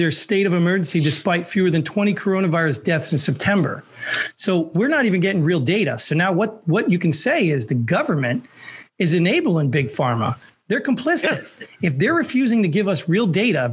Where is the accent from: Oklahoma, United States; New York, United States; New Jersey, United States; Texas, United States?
New Jersey, United States; I grew up in Jersey